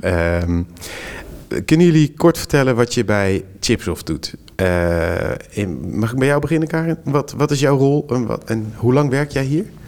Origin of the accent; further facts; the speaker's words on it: Netherlands; deze domme Hollander